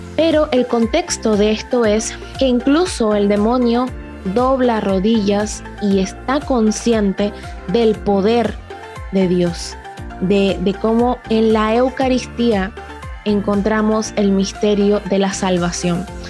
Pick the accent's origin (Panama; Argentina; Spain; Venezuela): Panama; La Chorrera, Panamá Oeste; específicamente en mi pueblo de La Chorrera